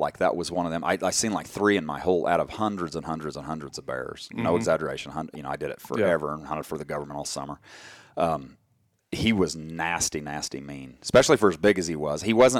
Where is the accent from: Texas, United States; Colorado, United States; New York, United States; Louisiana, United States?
Colorado, United States; Where we grew up in Colorado, there weren't any bears then.